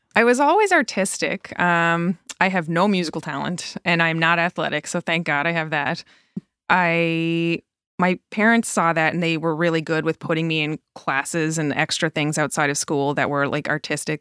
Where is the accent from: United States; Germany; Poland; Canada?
Canada; Newfoundland and Labrador; moved away as an adult; now in Truro, Canada; And I'm from Newfoundland originally.